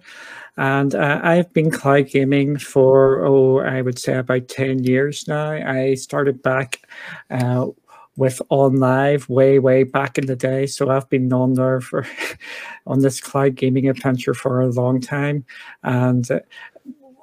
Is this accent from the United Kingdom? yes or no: yes; Northern Ireland, United Kingdom; accent: Northern Irish; I'm over here in the UK and in Northern Ireland. So if you've got trouble with my accent, just tell me and I will try and speak a bit more clearly, because I know a lot of people struggle with our accent over here